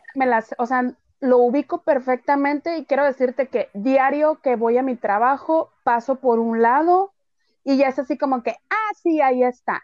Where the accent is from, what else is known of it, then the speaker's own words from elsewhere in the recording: Sonora, Mexico; así somos los sonorenses